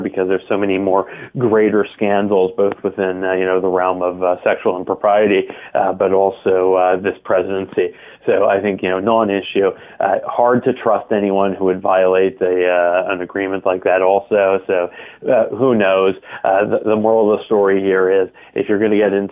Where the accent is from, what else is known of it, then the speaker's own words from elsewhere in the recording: Canada; also born or lived in Toronto; I'm a Canadian as well, obviously, as you announced, being based in Toronto